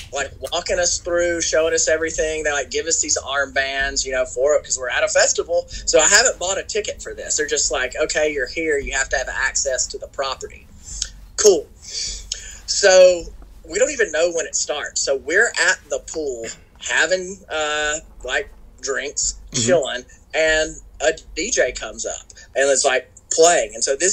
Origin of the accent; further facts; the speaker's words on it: Florida, United States; I don't surf. I'm from Florida. We fish.